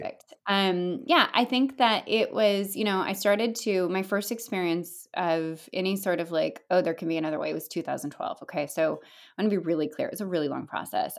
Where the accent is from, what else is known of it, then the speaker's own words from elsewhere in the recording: California, United States; now in upstate New York, United States; I'm Californian